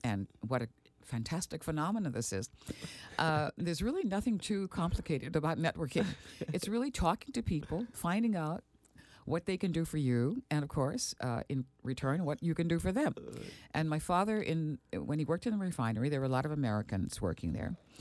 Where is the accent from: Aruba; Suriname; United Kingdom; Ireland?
Aruba; moved away; also born or lived in Milwaukee, Wisconsin; growing up in Aruba at that time